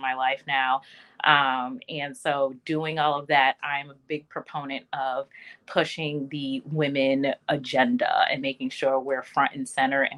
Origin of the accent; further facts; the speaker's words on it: Connecticut, United States; I was born and raised in Connecticut, still here.